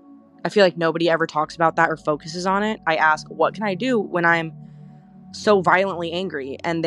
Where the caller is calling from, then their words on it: California, United States; I am calling from California, and I'm 24.